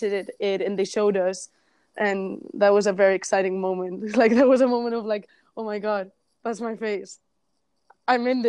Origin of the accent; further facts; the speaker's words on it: Barcelona, Catalonia, Spain; I was from Barcelona